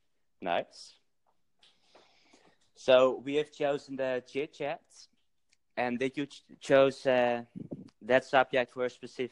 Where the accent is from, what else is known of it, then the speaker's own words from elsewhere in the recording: Netherlands; English is a second language; I'm from the Netherlands.